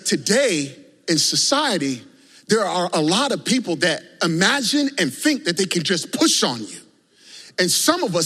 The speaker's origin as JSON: {"language": "English", "region": "Virginia", "country": "United States", "tie": "born or raised there", "said": "growing up in Virginia"}